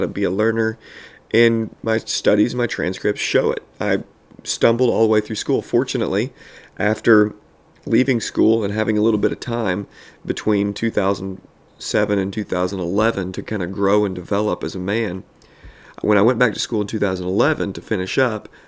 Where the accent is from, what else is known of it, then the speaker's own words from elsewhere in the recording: Southern Illinois, United States; I grew up in Southern Illinois, going to public schools